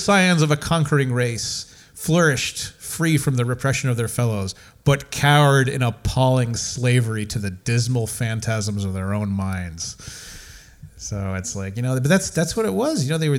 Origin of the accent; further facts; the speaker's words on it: United States; for being an American and having grown up for years with the American film